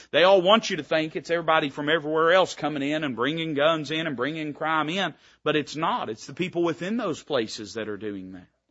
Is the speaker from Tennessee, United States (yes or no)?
yes; Tennessee, United States; I was raised in Tennessee.